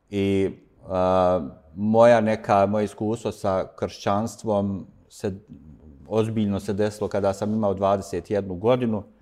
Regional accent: Sarajevo, Federation of Bosnia and Herzegovina, Bosnia & Herzegovina; A rođen sam u Sarajevu, tu sam odrastao, ne u ovom dijelu grada, više u, u centru. I bio sam tu kroz gotovo sve vrijeme svoga, svoga života. Danas imam 52 godine

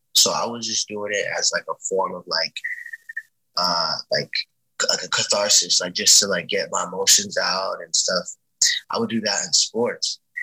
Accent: Miami, Florida, United States

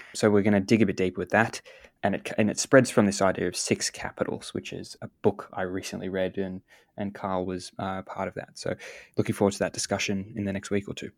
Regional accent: Australia; We we are an island here in Australia, and we are quite far removed

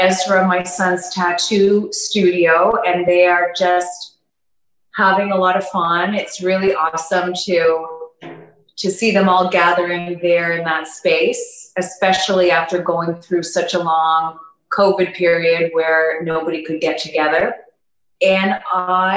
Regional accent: Toronto, Ontario, Canada; moved away as an adult; now in Panama; I'm from Toronto, Canada, born and raised

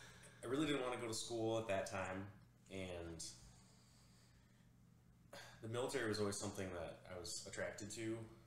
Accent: Big Rapids, Michigan, United States; moved away as an adult; It's in my hometown, Big Rapids.

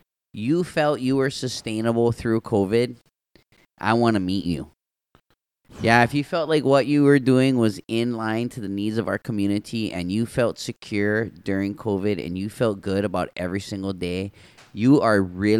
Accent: Waianae, Hawaii, United States; growing up in Waianae, I was influenced by these farmers and my grandpa

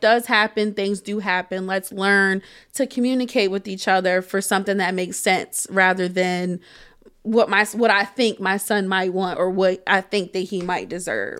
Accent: Harrisburg, Pennsylvania, United States; also born or lived in Shippensburg; moving back to Harrisburg, to my hometown

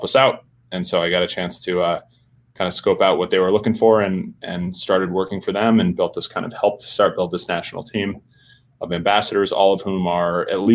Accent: South Burlington, Vermont, United States; moved away as an adult; also born or lived in Washington; my hometown in South Burlington, Vermont

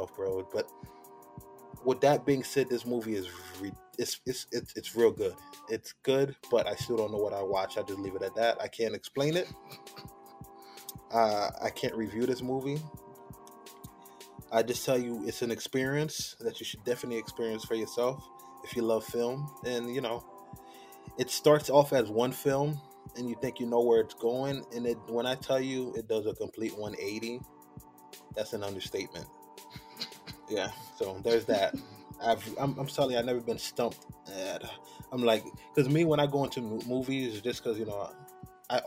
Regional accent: New Jersey, United States; I'm from New Jersey

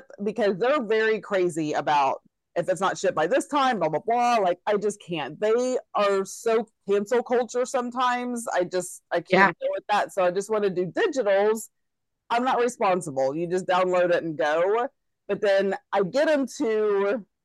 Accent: Texas, United States; me being a Texan

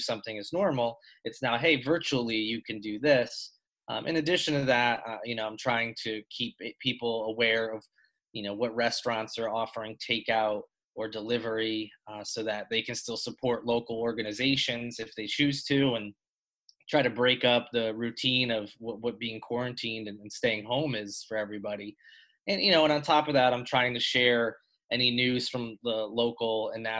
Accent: Connecticut, United States; now in Charleston, United States; I'm from Connecticut, and I moved here in 2007.

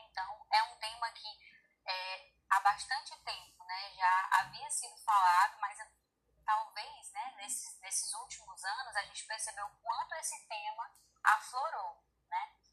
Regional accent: Brazil; porque eu sou brasileira

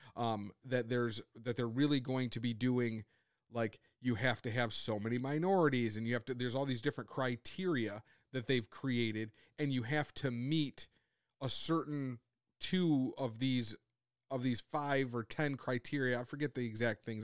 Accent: United States; as Americans on a whole

